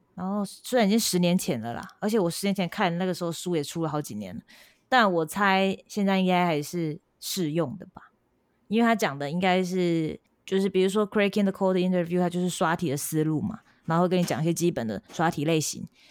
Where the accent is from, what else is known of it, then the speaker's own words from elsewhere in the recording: Changhua County, Taiwan; moved away as an adult; also born or lived in Japan; 可能是有乡下人吧，我是彰化人吧